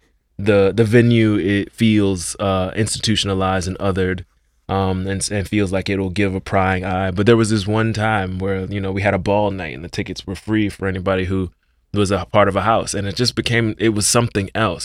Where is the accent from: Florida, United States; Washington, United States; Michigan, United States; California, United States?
Florida, United States; Miami; moved away as an adult; as a young man of color growing up in Liberty City